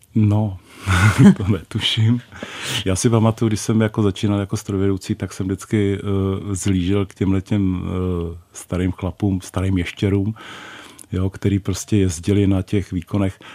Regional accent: Moravian Wallachia, Czechia; moved away; jsem Valach původně

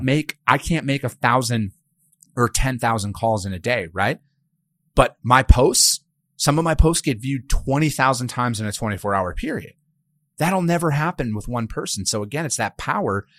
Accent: Osceola, Wisconsin, United States; I'm from a blue collar working class town in northern Wisconsin, town of eighteen hundred, Osceola, Wisconsin

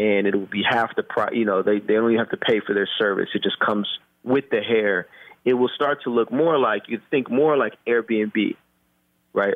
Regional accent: Oakland, California, United States; also born or lived in Japan; I was born and raised in Oakland

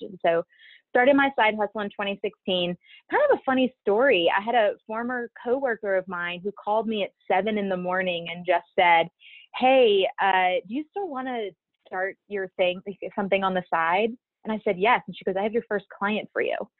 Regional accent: Baton Rouge, Louisiana, United States; moved away; I'm originally from Baton Rouge, Louisiana. I was born and raised there.

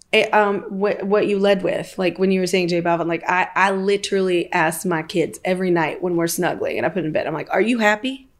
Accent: the South, United States; I'm from the South

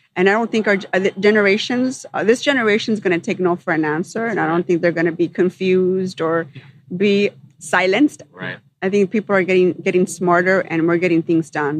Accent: Los Angeles, California, United States; also born or lived in Sun Valley, Los Angeles; I grew up in the San Fernando Valley

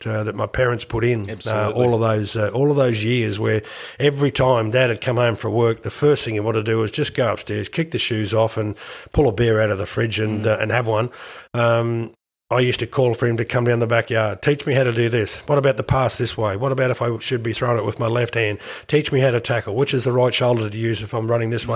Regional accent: Queensland, Australia; I was the only Queenslander picked in the team

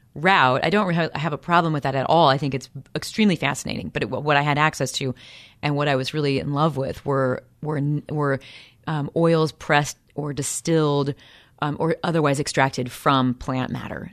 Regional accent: Peoria, Illinois, United States; I'm from Peoria, Illinois

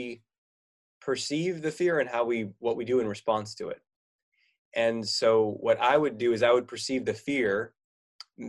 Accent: California, United States; now in Oregon, United States; I grew up in California here in the United States, and now I live in Oregon.

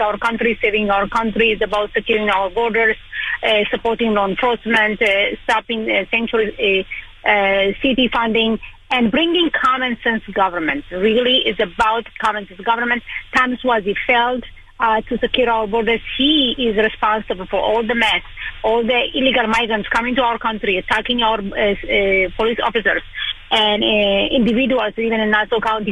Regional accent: Israel; moved away as an adult; also born or lived in Ethiopia; now in Long Island, United States; I was born in Ethiopia in 1991. It was a civil war when Israel and United States decided to bring me and another 14,500 Ethiopian Jews to Israel. Went to school there

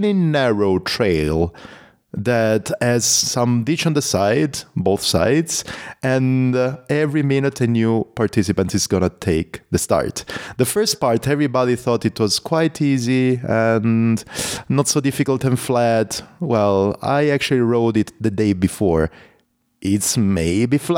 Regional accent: Italy; accent: Italian; English is a second language; My Italian accent

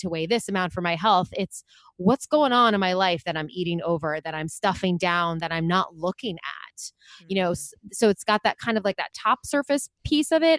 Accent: Long Island, New York, United States; I grew up on Long Island in New York

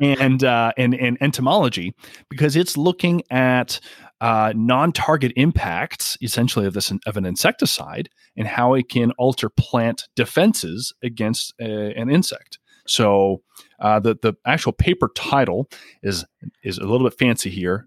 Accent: Canada; moved away; I'm originally from Canada

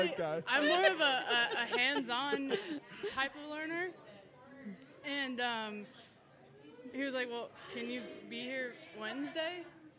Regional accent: Tucson, Arizona, United States; I'm from Tucson as well, and like all of these flavors are flavors I grew up

